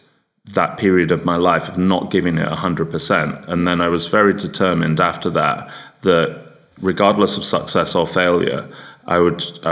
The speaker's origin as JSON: {"language": "English", "region": "England", "country": "United Kingdom", "also_born_or_lived": "North Yorkshire", "said": "as a Englishman in hospitality with a strong work ethic"}